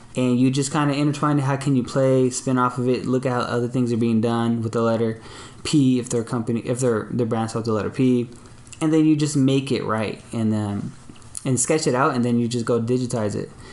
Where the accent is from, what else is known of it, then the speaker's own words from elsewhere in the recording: Long Beach, California, United States; also born or lived in Signal Hill, California; on the east side of Long Beach on 20th and Cedar